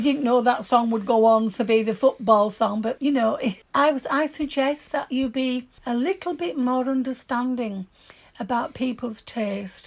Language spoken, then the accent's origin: English; Yorkshire and the Humber, United Kingdom; accent: broad Yorkshire; My broad Yorkshire accent